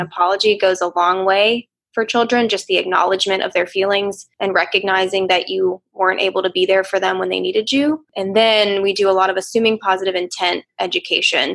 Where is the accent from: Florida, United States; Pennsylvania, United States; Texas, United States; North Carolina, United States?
North Carolina, United States; Outer Banks; also born or lived in Chicago, Illinois; I grew up on the Outer Banks of North Carolina